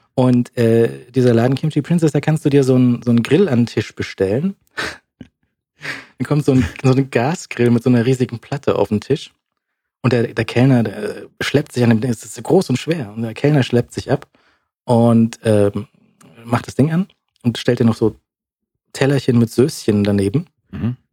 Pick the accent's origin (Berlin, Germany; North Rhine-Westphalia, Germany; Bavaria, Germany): Bavaria, Germany; Munich; als Münchner